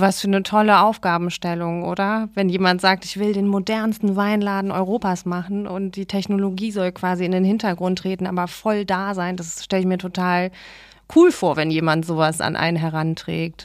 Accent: Remscheid, North Rhine-Westphalia, Germany; Ich komme aus Remscheid. Ich glaube, dass man das äh, manchmal auch äh, hört

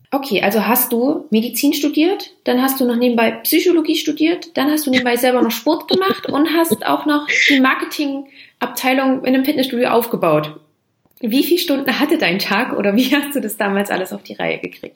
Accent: Germany; bei uns in Deutschland

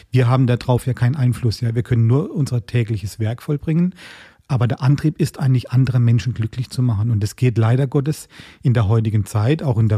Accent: Baden-Württemberg, Germany; Ich komme ja eigentlich ursprünglich aus dem Schwarzwald und habe da ein paar Besuche gemacht, wo ich über Jahrzehnte nicht getan habe.

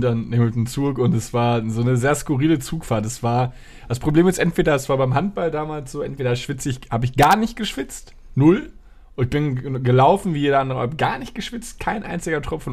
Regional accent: Dortmund, North Rhine-Westphalia, Germany; moved away; ich war in meiner Heimatstadt in, in Dortmund.

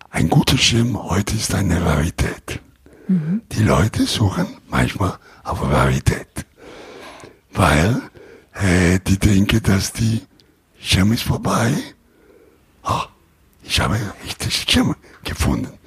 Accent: Rome, Lazio, Italy; German is a second language; Aber ich komme aus Rom und dann meine Lieferanten werden die verarbeiten.

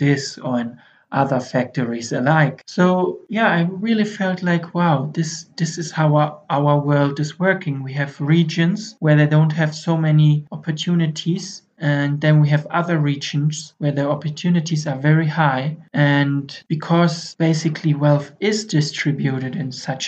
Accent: Germany; moved away as an adult; now in Ethiopia; I'm from Germany, and right now I'm in Africa

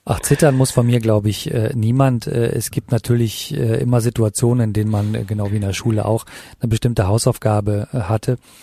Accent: North Rhine-Westphalia, Germany; also born or lived in Italy / Los Angeles; now in Berlin, Germany; am Niederrhein, äh, wo ich geboren bin, äh, aufgewachsen bin und dass ich äh, auf einem katholischen Gymnasium für Jungen war

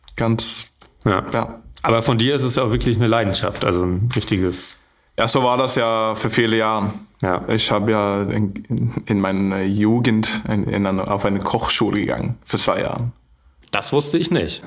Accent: Stavanger, Rogaland, Norway; German is a second language; moved away as an adult; now in Flensburg, Germany; in meine Heimat

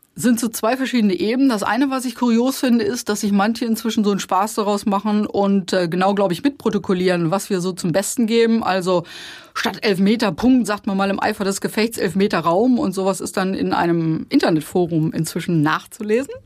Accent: Osterode am Harz, Lower Saxony, Germany; Ich komme aus dem Harz. VfR Osterode ist unsere Heimatmannschaft.

